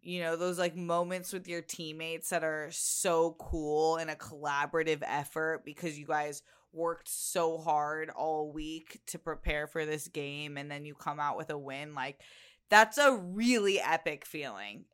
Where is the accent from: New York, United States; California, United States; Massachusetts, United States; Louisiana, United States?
California, United States; Chula Vista; growing up in San Diego in Chula Vista